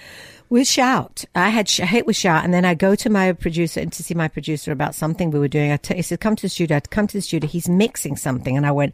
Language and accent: English; Glasgow, Scotland, United Kingdom; I'm from Glasgow. Yeah. I come from a working class family. You know, we lived in a flat